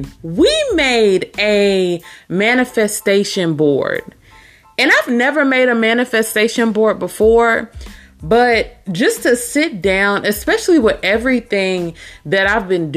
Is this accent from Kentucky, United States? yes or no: yes; Louisville, Kentucky, United States; I'm here in Louisville, Kentucky. That is also my hometown.